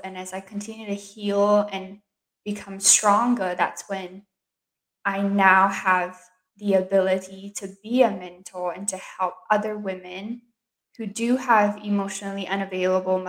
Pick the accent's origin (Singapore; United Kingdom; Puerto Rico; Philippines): Singapore; now in United States; I grew up in Singapore